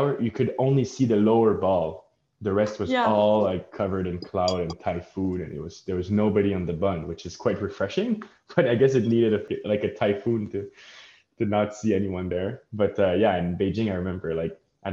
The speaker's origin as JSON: {"language": "English", "town": "Montreal", "region": "Quebec", "country": "Canada", "tie": "born or raised there", "said": "we grew up in Montreal, right, where the history is not that old"}